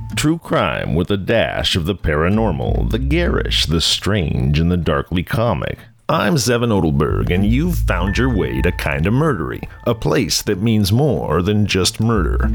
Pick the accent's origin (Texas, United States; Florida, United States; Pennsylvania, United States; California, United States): California, United States; Maple Creek; also born or lived in Arcata, California; The place that I grew up, a little hamlet called Maple Creek, isn't even really a hamlet